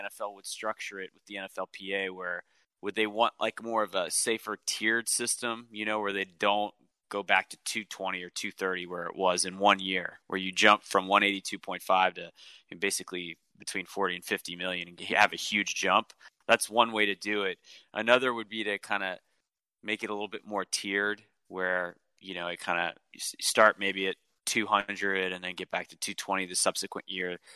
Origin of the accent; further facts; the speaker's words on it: New Orleans, Louisiana, United States; moved away; also born or lived in Metairie, Louisiana / Covington, Louisiana; I'm from New Orleans